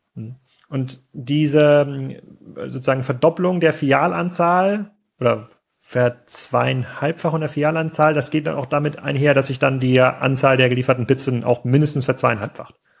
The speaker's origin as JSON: {"language": "German", "region": "East Germany", "country": "Germany", "tie": "born or raised there", "also_born_or_lived": "Gettorf", "said": "Ich bin ja auch ein, sozusagen ein Kind des Ostens"}